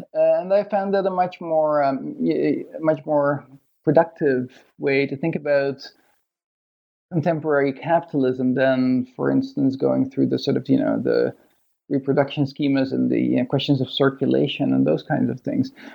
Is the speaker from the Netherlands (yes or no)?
yes; Netherlands; moved away as an adult; also born or lived in Toronto, Canada; now in Sydney, Australia; from Holland. I grew up in Holland